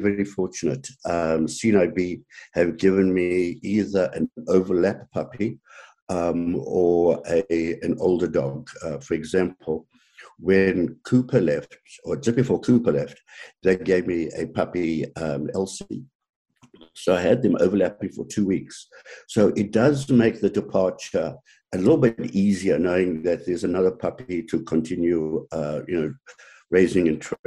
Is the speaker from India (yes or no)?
no; South Africa; moved away as an adult; now in Canada; growing up in South Africa, I always had dogs, five or six dogs